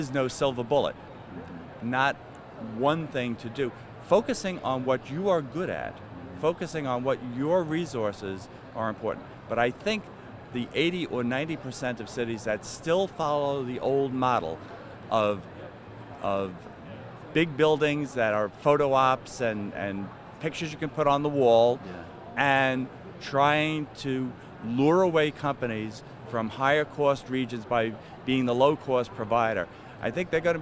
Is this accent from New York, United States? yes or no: yes; New York, United States; my hometown, New York